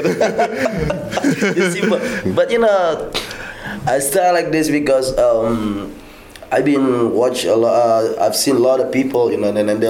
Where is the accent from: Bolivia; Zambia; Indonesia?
Indonesia; Sulawesi; English is a second language; moved away as an adult; now in Bali, Indonesia; I was born in Northeast Indonesia, Sulawesi. That's Sulawesi Island. I was born and raised there, and then, you know, but my parents originally, they came from Bali. They're from West Bali.